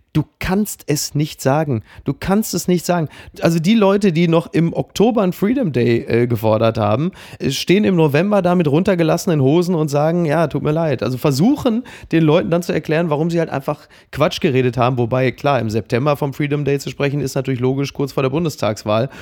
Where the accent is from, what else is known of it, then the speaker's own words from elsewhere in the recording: Dortmund area, North Rhine-Westphalia, Germany; ich als jemand, der aus der Gegend kommt